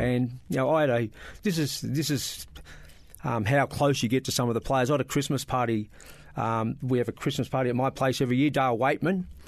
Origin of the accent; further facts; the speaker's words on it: Bairnsdale, Victoria, Australia; moved away as an adult; also born or lived in Melbourne; I was bor-, born, um, and bred in Bairnsdale